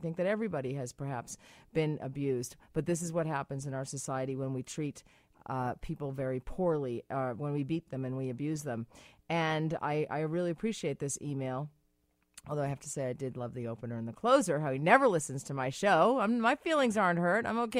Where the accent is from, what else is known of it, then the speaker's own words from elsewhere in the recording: Massachusetts, United States; I'm from Massachusetts. You're from Massachusetts.